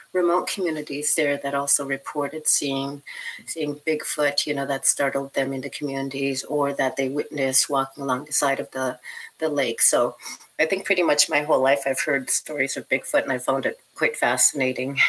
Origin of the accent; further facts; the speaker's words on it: northwestern Ontario, Canada; I grew up in a northern community in the northwest of Ontario.